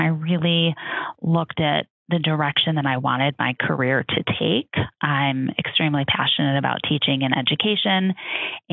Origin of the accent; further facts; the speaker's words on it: Chicago, Illinois, United States; I'm from Chicago. My husband's from Chicago. We very much wanted to return to our families.